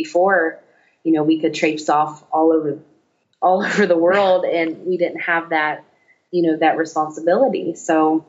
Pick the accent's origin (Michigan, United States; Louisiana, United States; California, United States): Louisiana, United States; We're from Louisiana. We need some crawfish.